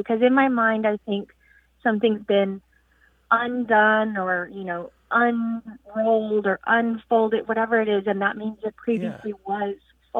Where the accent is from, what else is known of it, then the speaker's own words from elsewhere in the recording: Texas, United States; Growing up in Texas